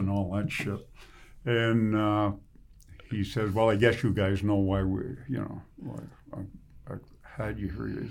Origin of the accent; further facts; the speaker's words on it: Ottawa, Ontario, Canada; I'm from Ottawa East